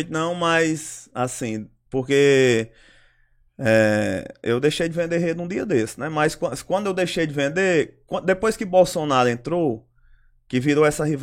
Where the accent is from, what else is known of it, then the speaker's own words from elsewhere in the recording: Ceará, Brazil; now in São Paulo, Brazil; Não, eu, eu sou do Ceará, eu tô morando aqui faz cinco anos.